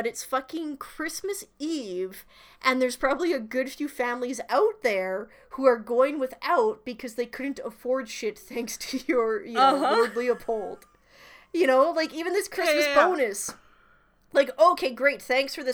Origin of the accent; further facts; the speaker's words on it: Canada; we are Canadian